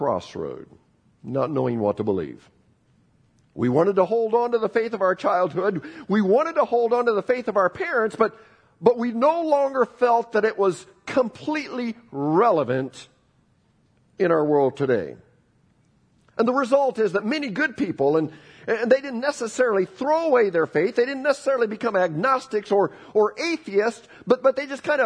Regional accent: United States; also born or lived in Bible Belt; we're American citizens that live in the Bible Belt of our country

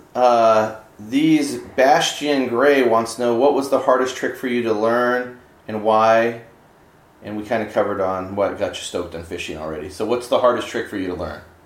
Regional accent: Central Oregon, United States; where I grew up in Central Oregon

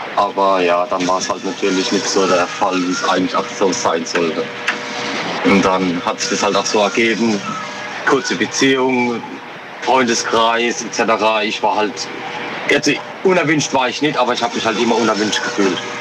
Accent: Rülzheim, Rhineland-Palatinate, Germany; aus Rülzheim, in der Pfalz

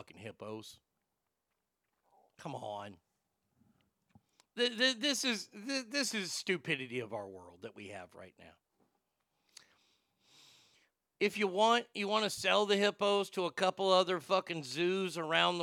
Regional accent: Texas, United States; my home state of Texas

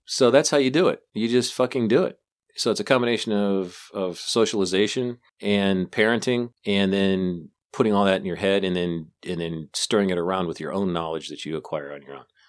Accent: United States; being born and raised in America

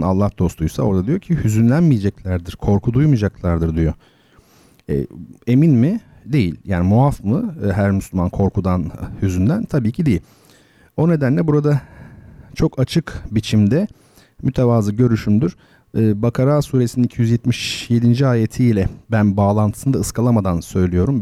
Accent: Turkey; first language Turkish

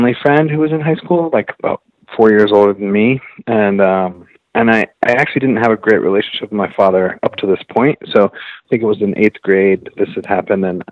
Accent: northwest Pennsylvania, United States; now in Philadelphia, United States; I actually grew up in the northwest part of Pennsylvania.

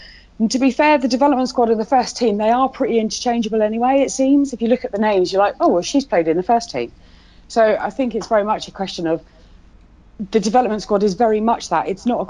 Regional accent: England, United Kingdom; we're English, not American

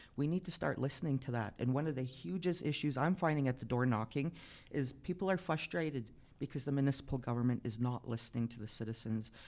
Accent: Piikani Nation, Alberta, Canada; moved away as an adult; now in Calgary, Canada; I'm from, uh, the Piikani Nation, which is about two and a half hours south of here between Pincher Creek and Fort McLeod. I was, uh, born and raised there, and I left when I was nineteen out of high school

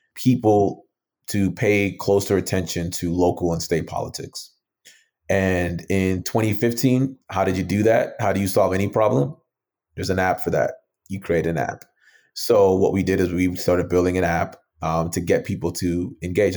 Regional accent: Mounds View, Minnesota, United States; also born or lived in Nigeria / New Brighton, Minnesota; grew up in, uh, a suburb right outside of the Twin Cities in, in Minnesota called Moundsview, well, New Brighton and Moundsview

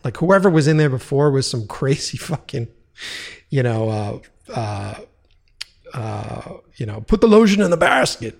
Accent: East Coast, United States; we're all from the East Coast. We're all from that area.

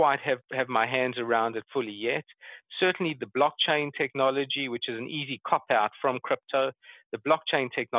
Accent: South Africa; moved away; I'm from Africa originally

